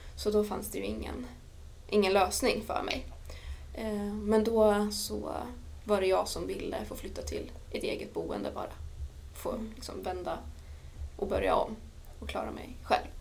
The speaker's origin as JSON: {"language": "Swedish", "region": "Dalarna County", "country": "Sweden", "tie": "born or raised there", "also_born_or_lived": "Örebro", "moved": "as an adult", "said": "lämnade jag Dalarna där jag växte upp, flyttade till Örebro"}